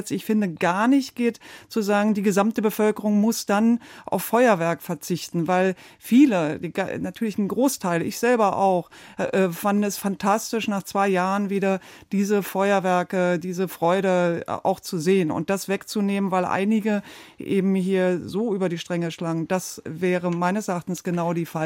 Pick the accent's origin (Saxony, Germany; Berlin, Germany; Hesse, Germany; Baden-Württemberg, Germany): Berlin, Germany; Ja, als Berlinerin äh, und auch teilweise unterwegs in der Nacht in manchen Ecken